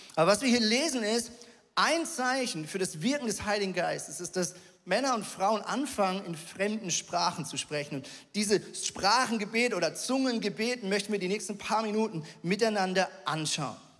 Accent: Switzerland; ich als Schweizer

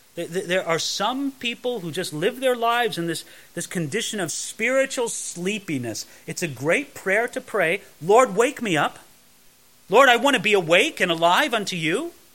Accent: Southern California, United States; where I grew up in Southern California

